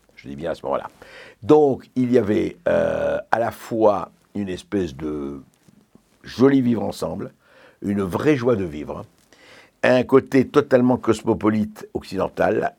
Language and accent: French; Lebanon; first language French; Le français était ma langue maternelle, mais je parlais arabe avec les gens dans la, je voyais avec dans, la rue et ailleurs